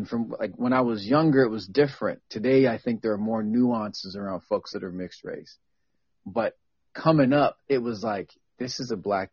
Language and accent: English; Tacoma, Washington, United States; I grew up around in Hilltop and Tacoma, is around Black folks